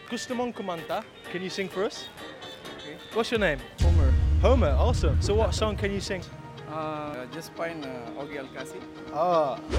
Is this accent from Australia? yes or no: no; Santa Maria, Central Luzon, Philippines; Uh, I'm from Santa Maria, Bulacan.